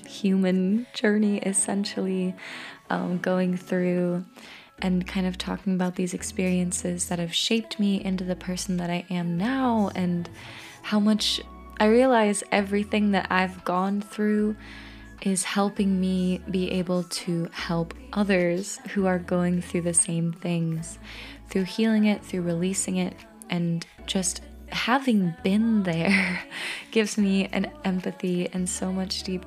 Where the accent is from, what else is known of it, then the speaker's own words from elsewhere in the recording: Peaks Island, Maine, United States; also born or lived in Lithuania; when I was 12 years old, I moved back to Maine, to Peaks Island, actually